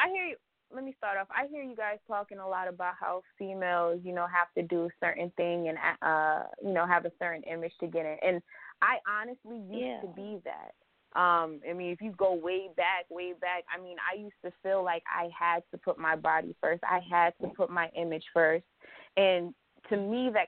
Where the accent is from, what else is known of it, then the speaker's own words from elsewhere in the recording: Providence, Rhode Island, United States; also born or lived in Virginia; now in Fayetteville, United States; my hometown is definitely Providence, Rhode Island